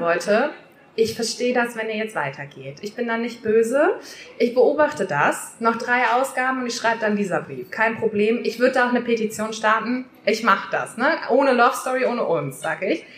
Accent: Worpswede, Lower Saxony, Germany; ich komme ja aus Worpswede. Das ist ein kleiner Ort in der Nähe von Bremen.

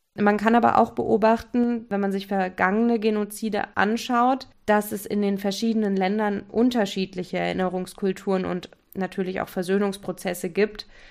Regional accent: Germany; wir uns zum Beispiel als Deutsche

